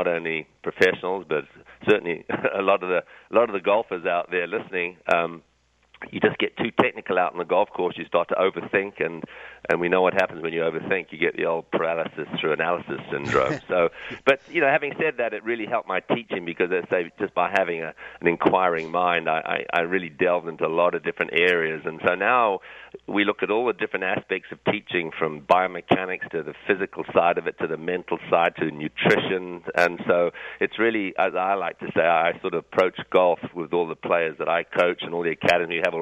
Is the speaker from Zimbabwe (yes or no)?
yes; Zimbabwe; moved away; also born or lived in England; although I was born in England, I actually grew up in Southern Africa, in Rhodesia or Zimbabwe, as it is called now